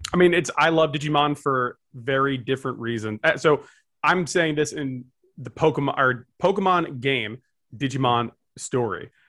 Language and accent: English; New Jersey, United States; I'm from Jersey